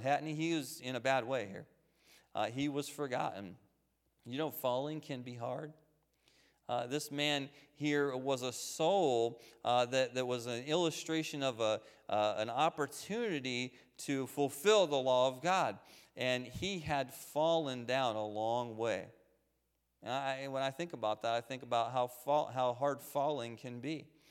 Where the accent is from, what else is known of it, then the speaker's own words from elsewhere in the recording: Waynesboro, United States; I grew up here in Waynesboro on Henry Avenue